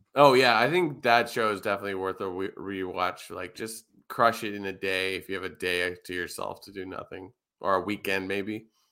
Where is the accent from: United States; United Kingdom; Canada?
Canada; Toronto, Ontario; I come from Toronto